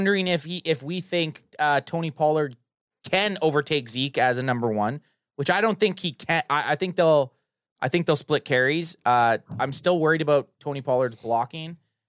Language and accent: English; Canada; We're Canadians.